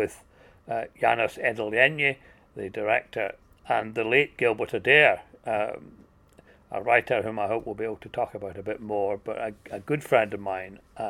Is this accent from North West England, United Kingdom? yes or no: no; Scotland, United Kingdom; I'm Scottish